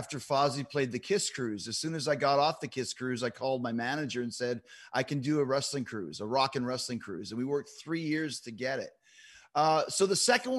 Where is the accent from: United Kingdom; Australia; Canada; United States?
Canada; Winnipeg, Manitoba; And Kenny and I obviously were both from Winnipeg